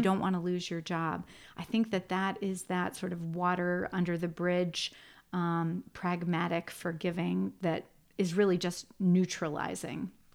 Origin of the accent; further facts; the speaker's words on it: Shaker Heights, Ohio, United States; I grew up in Shaker Heights.